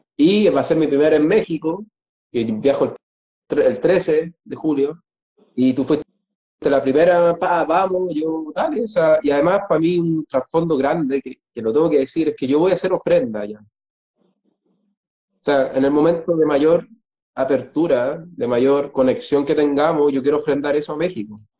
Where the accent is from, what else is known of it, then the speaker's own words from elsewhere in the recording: Chile; moved away; los dos somos chilenos, los dos somos viajeros, los dos sabemos lo que es dejar el país